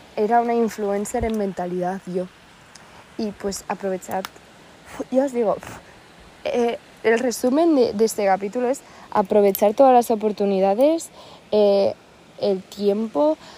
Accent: Spain; vengo de la España

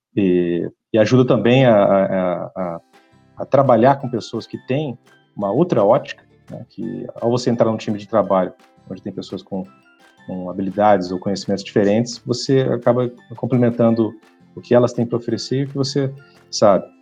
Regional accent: Ribeirão Preto, São Paulo, Brazil; also born or lived in Franca / Colina / Germany / Brussels, Belgium; eu, eu, sou de Ribeirão Preto, nasci em Ribeirão Preto, morei em algumas outras cidades aqui no estado de São Paulo, morei em Franca, morei em Colina, perto de Barretos, mas Ribeirão sempre foi meu centro de gravidade

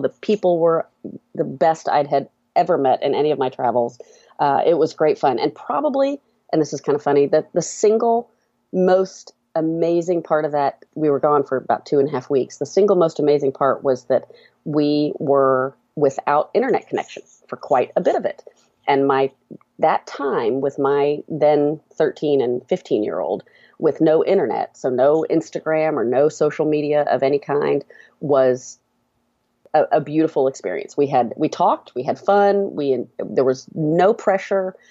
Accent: Atlanta, Georgia, United States; we're from Atlanta. uh, I live just inside of two eighty-five and kind of, uh, middle Atlanta

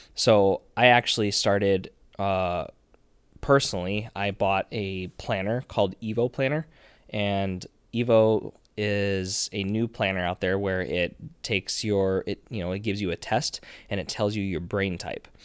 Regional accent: Nebraska, United States; I'm, I am from Nebraska. We are in Nebraska right now.

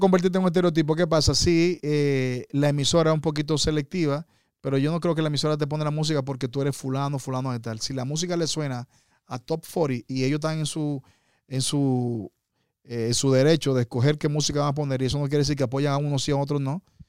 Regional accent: Dominican Republic; moved away; mi país, República Dominicana

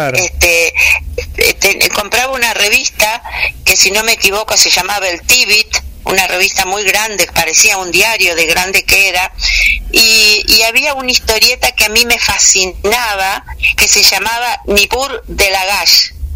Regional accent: Victoria, Entre Ríos, Argentina; Yo nací en Victoria, que es acá provincia de Entre Ríos, este, y desde muy niña estuve rodeada tanto por mi padre como mis abuelos

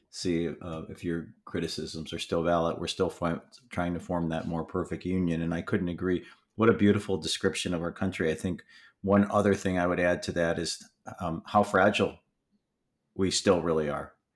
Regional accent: Michigan, United States; I grew up in Michigan

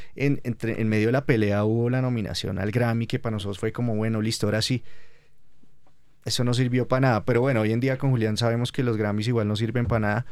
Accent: Colombia; como colombianos

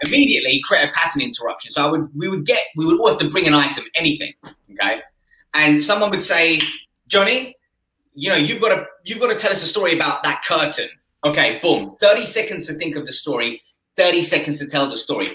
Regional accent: Essex, East of England, United Kingdom; where I grew up in Essex

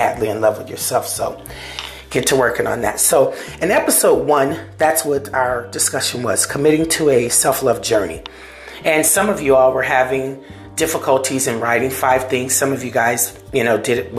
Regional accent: Seminole, United States; These are people that I grew up with that are from my hometown of Seminola

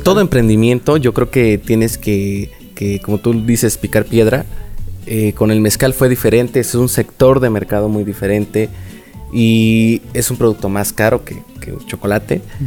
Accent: Oaxaca, Mexico; de aquí soy

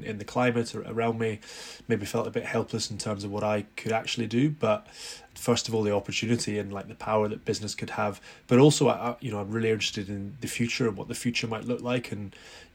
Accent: Edinburgh, Scotland, United Kingdom; We grew up in Edinburgh

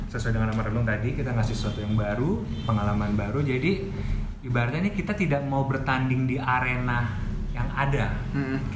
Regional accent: Tebet, Jakarta, Indonesia; saya emang besar di Tebet

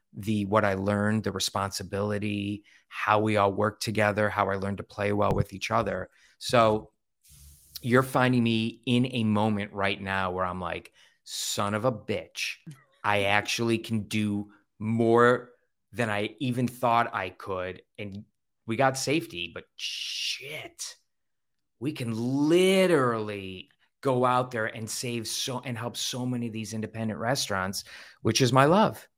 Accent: Ohio, United States; growing up in Ohio where we're Buckeyes

